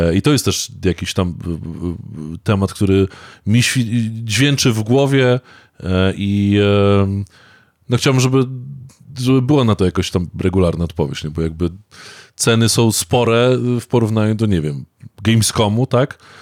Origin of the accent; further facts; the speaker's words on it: Warmian-Masurian Voivodeship, Poland; Ja jestem Mazur